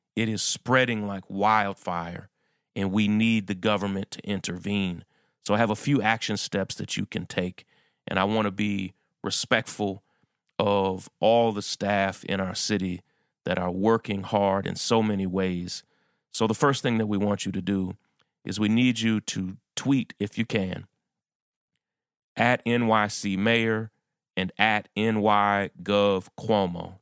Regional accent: New York City, New York, United States; my hometown of New York City

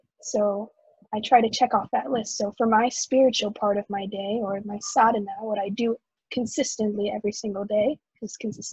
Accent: Houston, Texas, United States; Houston, Texas.

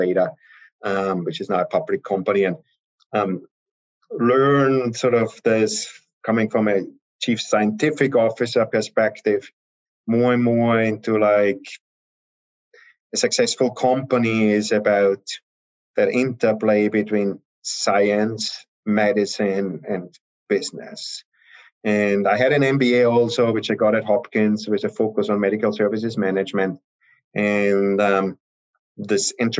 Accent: Austria; moved away as an adult; also born or lived in Heidelberg, Germany / Vienna, Austria; I'm originally from Austria

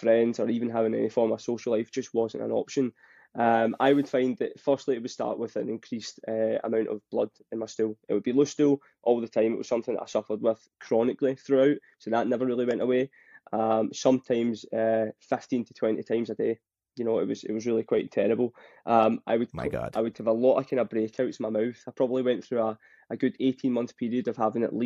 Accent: Scotland, United Kingdom; accent: Scottish; as you can tell with my accent, I'm Scottish

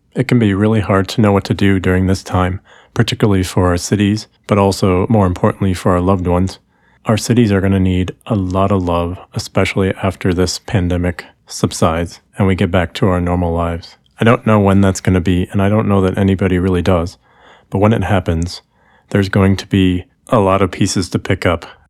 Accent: Milwaukee, Wisconsin, United States; also born or lived in Indianapolis; now in Chicago, United States; I used to live in Indianapolis. I grew up in Milwaukee.

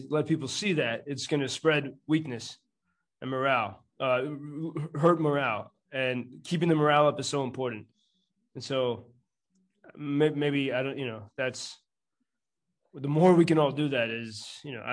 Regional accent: United States; moved away as an adult; now in Lviv, Ukraine; I'm an American.

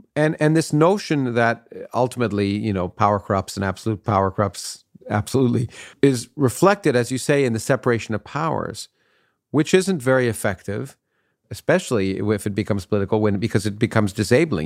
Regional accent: Canada; now in United States; I grew up in Canada, so I grew up in a parliamentary system, and then, and then I, I moved to the United States

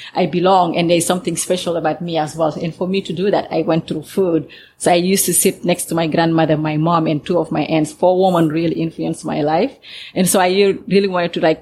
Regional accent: Senegal; moved away; growing up in Senegal as a kid

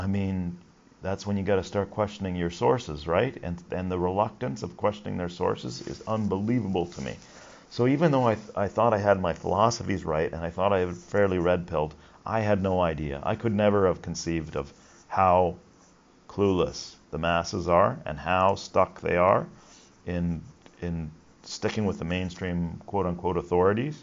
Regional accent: Canada; I'm Canadian

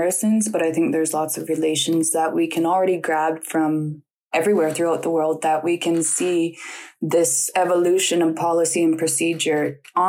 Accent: Nunavut, Canada; my hometown

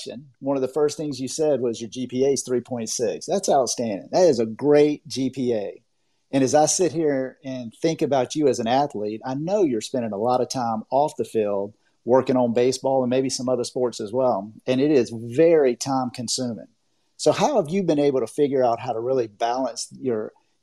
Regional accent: Augusta, Georgia, United States; now in Orlando, United States; I'm from Augusta, Georgia. I live in Orlando, Florida, but I'm from Augusta

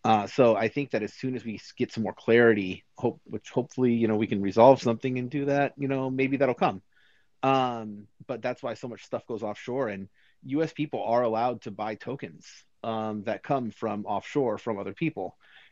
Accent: United States; like as a US person

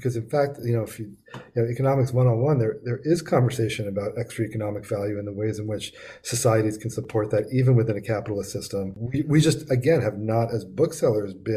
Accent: New York, United States; I'm from New York. It's a hometown bookstore for me.

